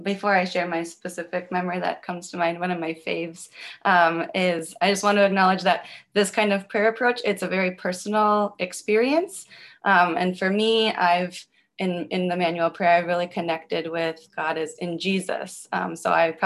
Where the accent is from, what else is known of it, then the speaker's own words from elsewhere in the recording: Minnesota, United States; now in Chicago, United States; I'm originally from Minnesota